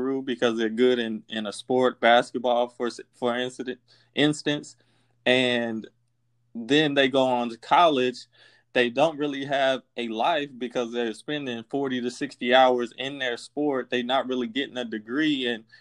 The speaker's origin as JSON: {"language": "English", "town": "Kansas City", "country": "United States", "said": "I'm from Kansas City"}